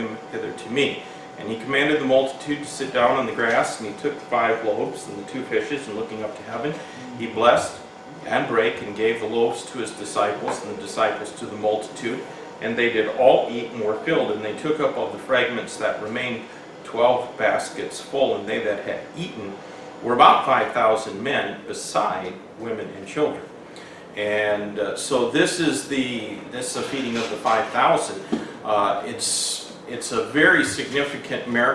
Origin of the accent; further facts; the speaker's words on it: Hamilton, Michigan, United States; the house that I grew up in Hamilton, Michigan, it was actually Overijssel Township